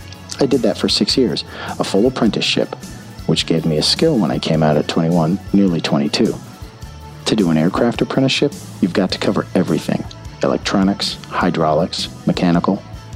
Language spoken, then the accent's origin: English; United Kingdom; My dad's a naturalized British citizen, and my mom's English, so I'm British.